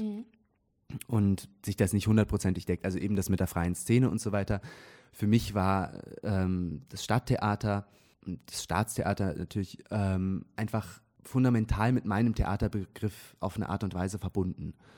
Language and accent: German; near Zurich, Switzerland; moved away as an adult; also born or lived in Munich; now in Trier, Germany; ich bin in der Nähe von Zürich aufgewachsen